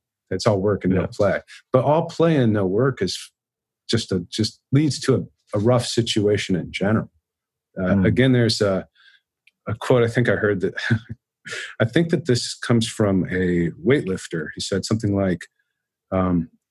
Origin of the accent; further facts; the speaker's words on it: Dallas, Texas, United States; I grew up in Dallas, and that Dallas and Richardson is very culturally Christian